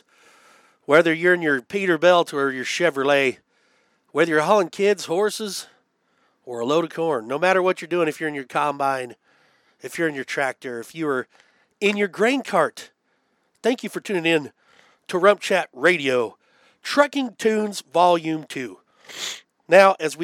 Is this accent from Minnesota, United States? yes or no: no; Abbeville, Kansas, United States; growing up in Abbeville, Kansas, a town of 100 people